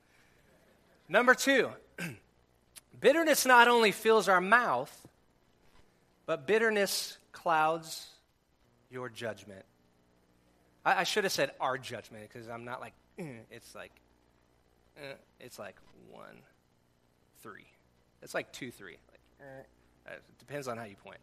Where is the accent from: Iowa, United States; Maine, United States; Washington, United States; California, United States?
California, United States; We grew up in California, surf club at the school.